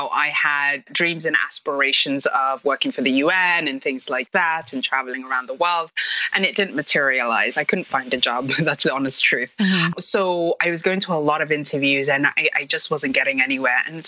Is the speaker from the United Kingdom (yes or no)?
yes; London, United Kingdom; moved away as an adult; also born or lived in Somalia / Hong Kong; now in Toronto, Canada; So I am originally from Somalia, but I grew up in the UK, London. And 7 years ago, I moved to Toronto